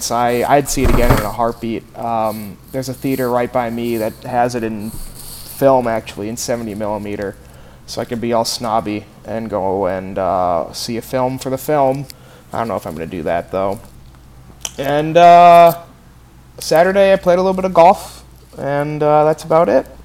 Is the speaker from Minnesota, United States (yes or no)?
yes; Minnesota, United States; now in Chicago, United States; as a Minnesota. Minnesotan